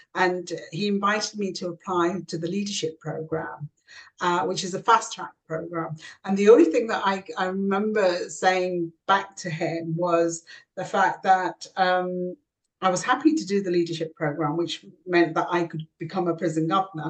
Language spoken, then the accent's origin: English; South Yorkshire mining village, Yorkshire and the Humber, United Kingdom; also born or lived in Kashmir (ancestry); landed in a small South uh, Yorkshire mining village where we were the first Asian family uh, to, to, to, live